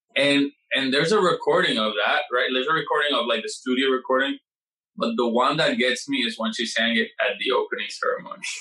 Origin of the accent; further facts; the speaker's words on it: Puerto Rico; now in New York, United States; I come from Puerto Rico